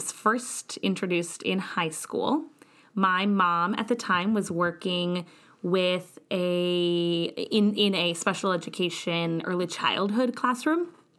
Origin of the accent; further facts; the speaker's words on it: Kansas City, Missouri, United States; moved away as an adult; also born or lived in West Virginia; I did my undergrad at the University of Missouri, Kansas City. I'm originally from Kansas City